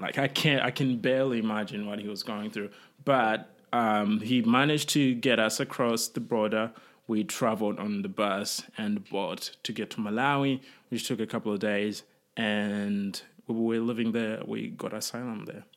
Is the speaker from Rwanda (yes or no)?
yes; Rwanda; moved away; I was born in Rwanda and my family fled